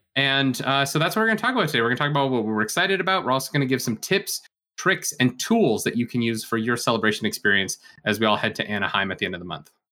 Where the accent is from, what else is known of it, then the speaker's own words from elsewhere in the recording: Canada; we are Canadian here, so, uh, we, we say Gouda